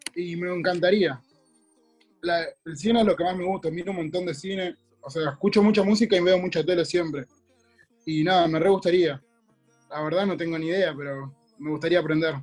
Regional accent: Cutral Có, Neuquén, Argentina; yo vengo de un pueblo, viste, que se llama Cutralcó

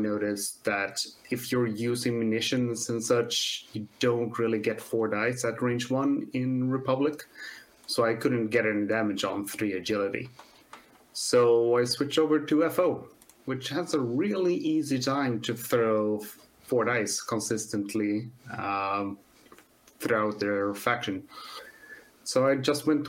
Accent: Sweden

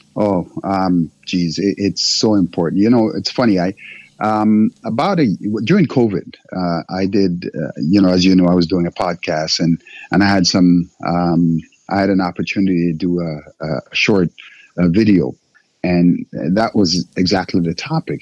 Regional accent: Jamaica; moved away; also born or lived in Africa; I'm Jamaican born

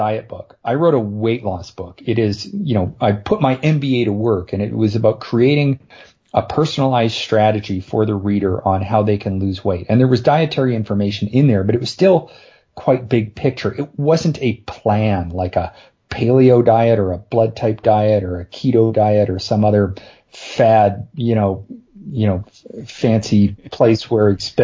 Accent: Canada; I'm Canadian

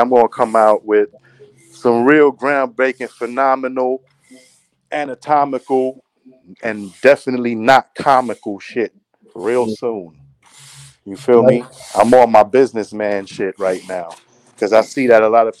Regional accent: New York City, New York, United States; I'm from Church Ave, man. I'm from Brooklyn, New York

